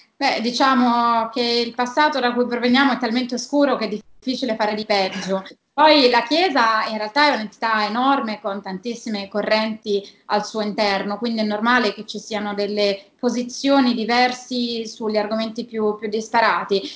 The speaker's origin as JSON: {"language": "Italian", "region": "Apulia", "country": "Italy", "moved": "yes", "lives_now": "Rome, Italy", "said": "vivo a Roma da 15 anni, ma sono, sono pugliese"}